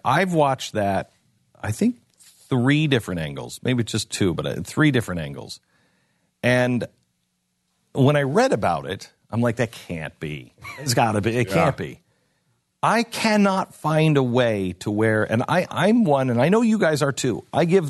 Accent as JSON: {"language": "English", "town": "Seattle", "region": "Washington", "country": "United States", "tie": "born or raised there", "said": "I grew up in Seattle. We didn't have the Klan, or at least the Klan that I knew of."}